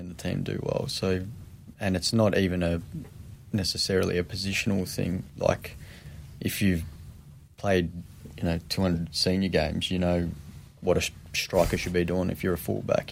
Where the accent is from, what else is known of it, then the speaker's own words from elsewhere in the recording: Epping, Victoria, Australia; where we grew up in Epping, literally the end of the street